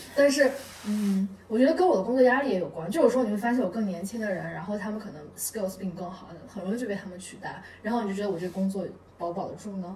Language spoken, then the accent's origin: Chinese; Altay, Xinjiang, China; moved away; 我是在一个非常小的城市长大，叫新疆阿勒泰